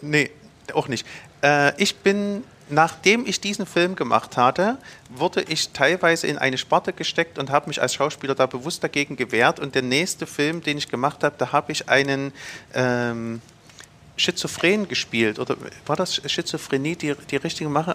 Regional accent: Zschopau, Saxony, Germany; Ich bin in den Schobau groß geworden

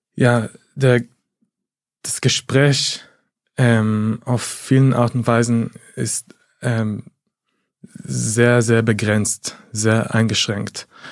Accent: Haifa, Haifa District, Israel; now in Berlin, Germany; ich komme aus Haifa, meine Familie ist immer noch in der Region, äh, in, im Bezirk Haifa

